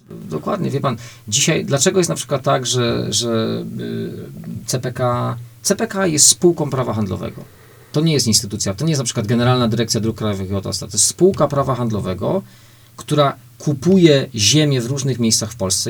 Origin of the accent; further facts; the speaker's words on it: Łódź Voivodeship, Poland; u nas w Łódzkiem